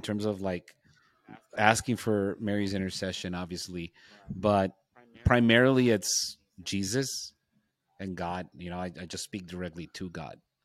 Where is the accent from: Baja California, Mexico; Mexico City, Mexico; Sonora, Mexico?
Sonora, Mexico; Nogales; my hometown of Nogales